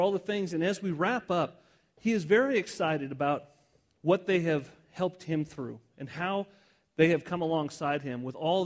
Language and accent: English; Southwest, United States; I grew up in the Southwest my whole life